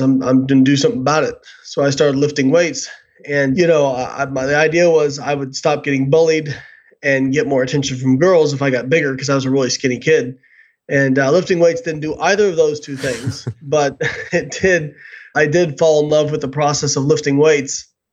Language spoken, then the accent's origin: English; Evansville, Indiana, United States; moved away; I grew up in Evansville, Indiana